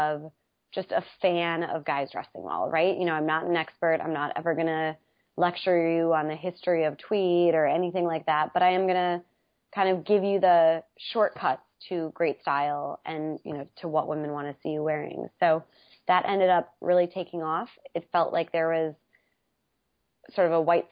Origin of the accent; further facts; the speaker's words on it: Wisconsin, United States; moved away; I'm from Wisconsin originally, which is in the Midwest, and I love being from Wisconsin